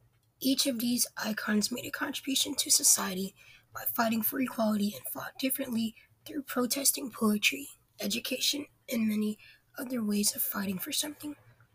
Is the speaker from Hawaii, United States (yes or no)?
no; Richmond, Virginia, United States; I'm from Richmond, Virginia. I'm a biology major at Randolph College